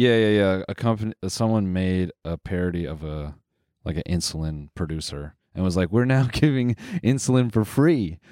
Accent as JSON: {"language": "English", "country": "Canada", "said": "we're Canadian"}